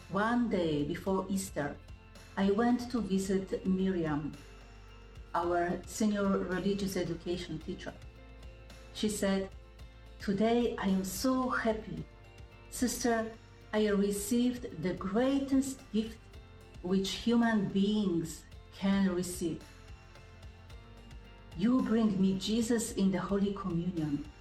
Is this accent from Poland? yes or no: yes; Poland; English is a second language; moved away as an adult; now in Jamaica; I am originally from Poland, and for the last nine years, I share my life and my faith with the people of St. Thomas Civil Parish, the eastern part of Jamaica.